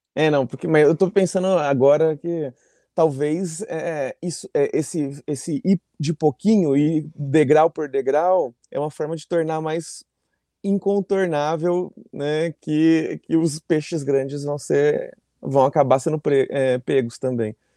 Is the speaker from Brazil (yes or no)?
yes; Brazil; Me reconheciam como brasileira